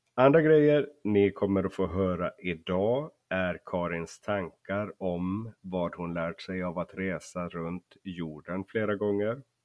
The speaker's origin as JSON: {"language": "Swedish", "country": "Finland", "tie": "born or raised there", "said": "Jag är ju uppvuxen i Finland så jag hör väldigt dåligt skillnad på svenska dialekter"}